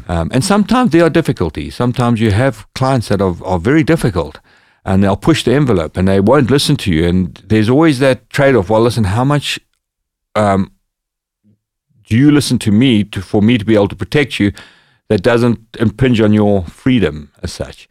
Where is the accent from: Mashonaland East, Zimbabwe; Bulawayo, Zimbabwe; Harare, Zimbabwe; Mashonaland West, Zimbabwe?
Bulawayo, Zimbabwe; moved away; my hometown, which was in the south of Zimbabwe, called Bulawayo.